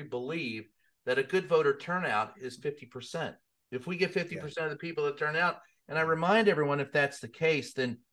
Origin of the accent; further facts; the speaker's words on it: the South, United States; I grew up in the South